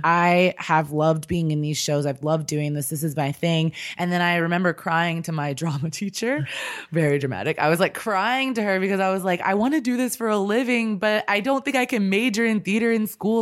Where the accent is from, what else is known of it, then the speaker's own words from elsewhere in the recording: Kansas City, United States; moved away as an adult; also born or lived in Chicago / Los Angeles / New York; I'm originally from Kansas City. I just grew up there and lived there for my life until I was out of school